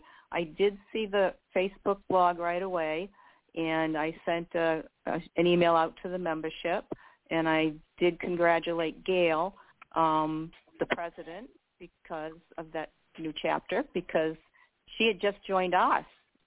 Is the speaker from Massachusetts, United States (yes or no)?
yes; Winthrop, Massachusetts, United States; So I grew up in Winthrop, which is right by Logan Airport, and the planes were flying over my house as a child.